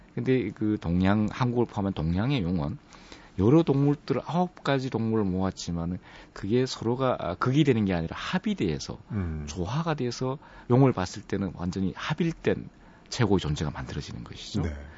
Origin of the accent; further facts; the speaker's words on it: Andong, North Gyeongsang, South Korea; moved away; 제가 안동이 고향인데 어릴 때부터 살아왔던